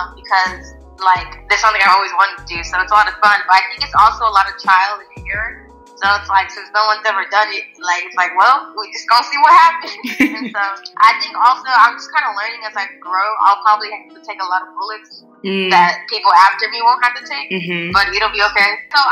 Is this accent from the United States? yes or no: no; Nigeria; I guess being Nigerian just helped me relate to people better, because I'm just not in one cultural mindset